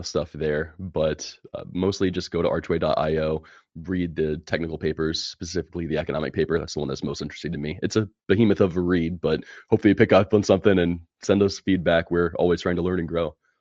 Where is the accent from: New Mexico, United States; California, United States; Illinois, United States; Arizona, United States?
California, United States; moved away as an adult; now in Alabama, United States; born and raised in California